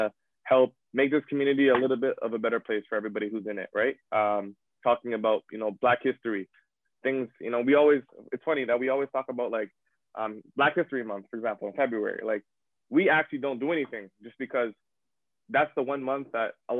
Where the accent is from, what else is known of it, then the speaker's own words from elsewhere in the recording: Toronto, Ontario, Canada; moved away as an adult; also born or lived in Sudbury; growing up in Toronto, a very diverse community